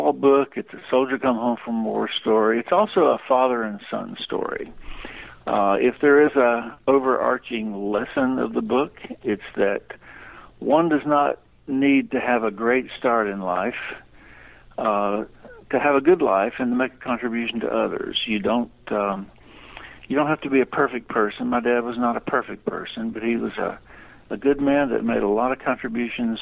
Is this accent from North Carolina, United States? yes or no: yes; Hildebran, North Carolina, United States; my hometown of Hildebrand, Western North Carolina